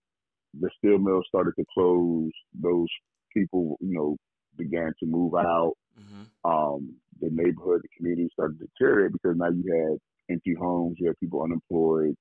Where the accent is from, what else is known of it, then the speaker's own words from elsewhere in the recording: Pittsburgh, Pennsylvania, United States; growing up in Pittsburgh